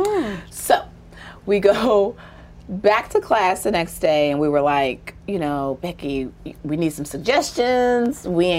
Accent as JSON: {"language": "English", "region": "the South", "country": "United States", "tie": "born or raised there", "said": "So I grew up in the South, and what's interesting about Southern Black folks and Black women in particular"}